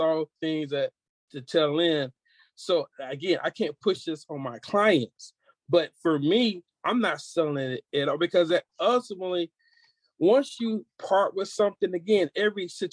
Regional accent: Georgia, United States; moved away as an adult; now in California, United States; I was raised in Georgia by a woman who was born in 1916

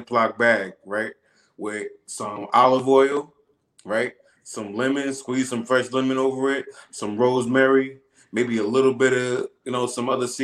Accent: Long Island, New York, United States; moved away as an adult; now in Atlanta, United States; I've been Long Island my whole life. You know, I've been New York my whole life.

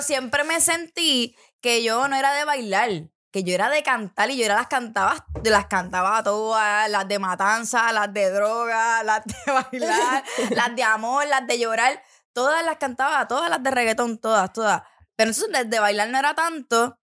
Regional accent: San Juan, Puerto Rico; tengo estas amistades, somos de Santurce

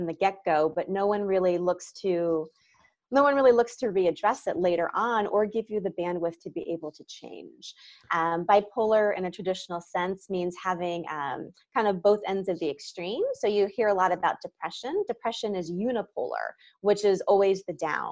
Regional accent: Virginia, United States; now in Los Angeles, United States; I kind of had a normal childhood growing up in Virginia

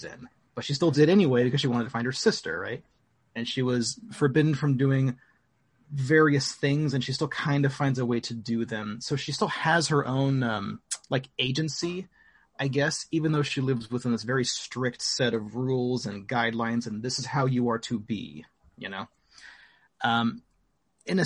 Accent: United States; we are all American, right? None of us are Japanese.

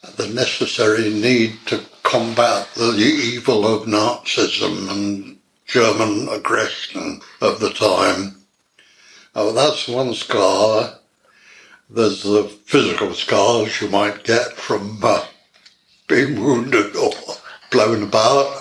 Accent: Bury St Edmunds, East of England, United Kingdom; I was born in Suffolk, Bury St Edmunds

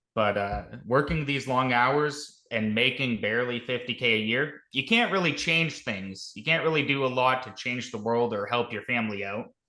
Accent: Canada; I'm a Canadian. I'm a Canuck.

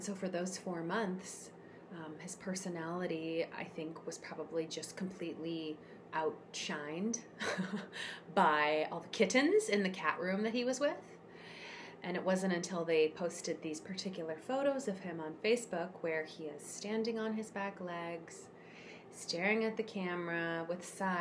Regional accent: Seattle, Washington, United States; moved away as an adult; also born or lived in Chicago; I moved away from home when I was 18. I moved from the Seattle area to Chicago, where I went to school.

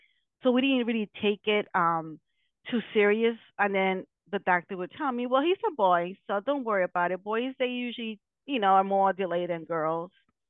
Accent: Connecticut, United States; also born or lived in New York; I am from Connecticut, but formerly I was living in New York.

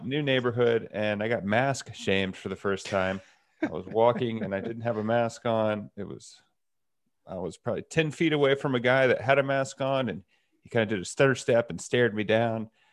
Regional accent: Texas, United States; also born or lived in Boulder; now in San Francisco, United States; Growing up in Texas

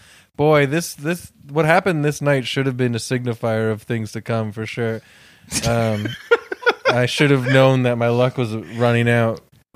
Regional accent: Toronto, Ontario, Canada; And I'm from Toronto, but I'm from a suburban pocket of Etobicoke.

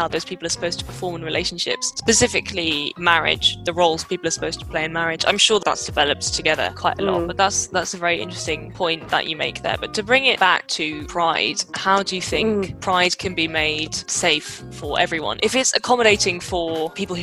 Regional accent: London, United Kingdom; as a Londoner

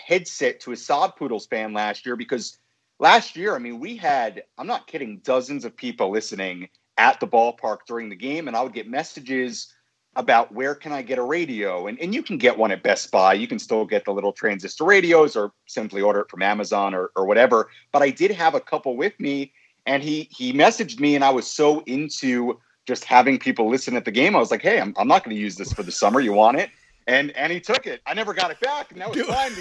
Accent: Five Towns, Long Island, New York, United States; moved away; also born or lived in Brooklyn, New York; I was born in Brooklyn, grew up in the Five Towns area on Long Island, went to Hewlett High School

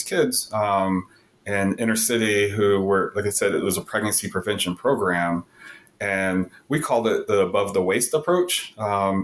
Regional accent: Southern California, United States; moved away; I grew up very privileged in Southern California

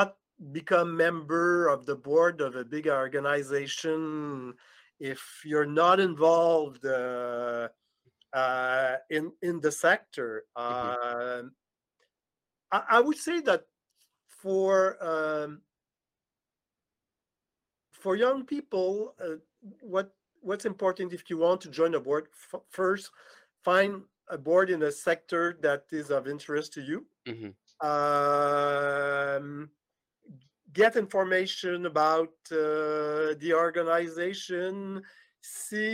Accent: Montreal, Quebec, Canada; Art and culture is at the center of our identity, mm-hmm. as human, as Montrealer, as Quebecer, as Canadian

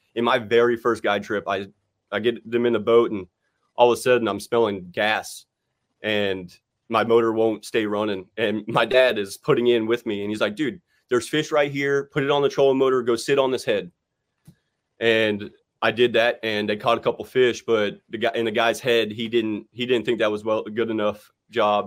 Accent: West Palm Beach, Florida, United States; where I grew up in West Palm Beach, I live about forty minutes from Okeechobee and forty minutes from the coast

